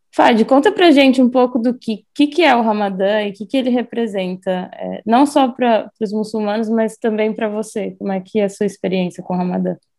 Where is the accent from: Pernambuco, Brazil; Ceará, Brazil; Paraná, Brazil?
Paraná, Brazil; Foz do Iguaçu; a gente cresceu em Foz